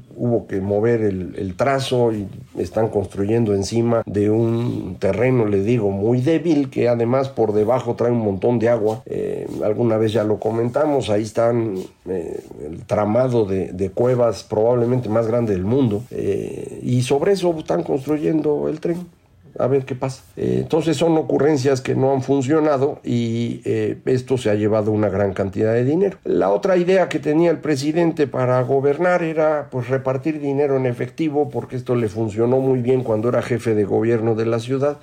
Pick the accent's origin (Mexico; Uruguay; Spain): Mexico